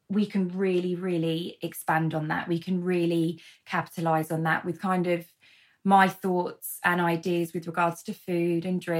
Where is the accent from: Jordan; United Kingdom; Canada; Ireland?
United Kingdom; London; so born and bred in London, and then moved around a fair bit.